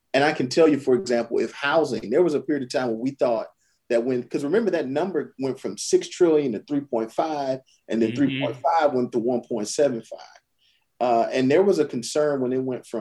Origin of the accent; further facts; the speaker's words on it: Orangeburg, South Carolina, United States; I'm from Orangeburg. You go through some of the neighborhoods I grew up in, empty.